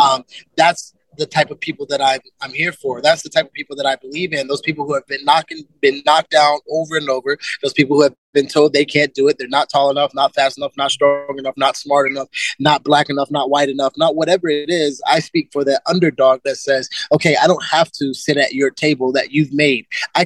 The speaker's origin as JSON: {"language": "English", "country": "Germany", "tie": "born there", "also_born_or_lived": "United States", "said": "I was born in Germany. We lived in America."}